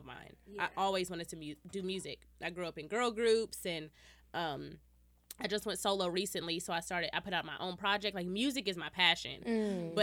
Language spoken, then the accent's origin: English; Dallas, Texas, United States; Born and raised in Pleasant Grove. I graduated from Skyline